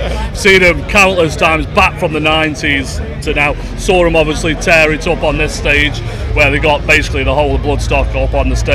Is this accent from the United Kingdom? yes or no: yes; Stoke-on-Trent, West Midlands, United Kingdom; we're only from Stoke.